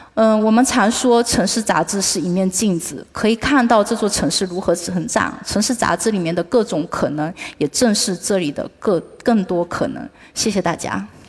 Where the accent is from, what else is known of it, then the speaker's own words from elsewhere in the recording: Fuzhou, Fujian, China; 那我们福州所在的这个 闽东区讲的是福州话